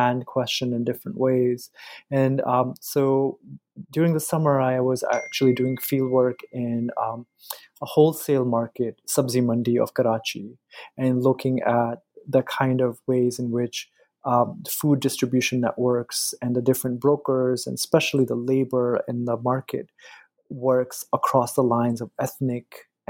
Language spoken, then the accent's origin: English; United States; growing up in the States